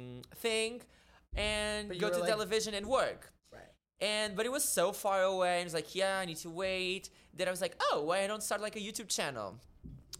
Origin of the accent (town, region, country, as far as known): Portugal; English is a second language; moved away as an adult; now in New York City, United States